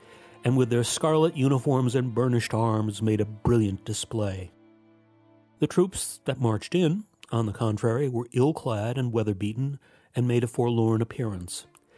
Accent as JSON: {"language": "English", "town": "Latham", "region": "New York", "country": "United States", "tie": "born or raised there", "said": "As a boy, I noticed a monument near my family's home in Latham, New York."}